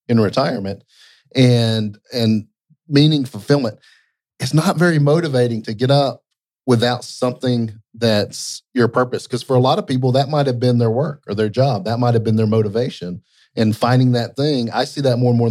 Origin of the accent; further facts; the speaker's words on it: Lake Lanier, Georgia, United States; Growing up on Lake Lanier